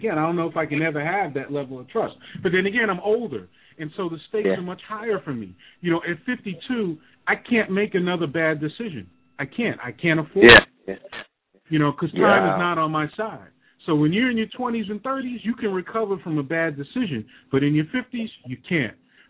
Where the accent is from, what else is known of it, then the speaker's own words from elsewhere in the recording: New York, United States; moved away; I'm originally from New York